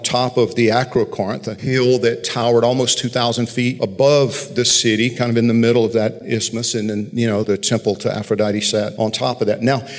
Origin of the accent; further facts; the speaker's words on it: Georgia, United States; growing up in Georgia